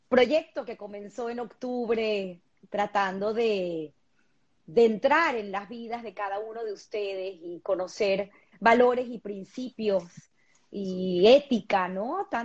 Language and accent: Spanish; Venezuela; y además nosotros particularmente, que somos de Venezuela, agradecidos a un país que nos abrió las puertas.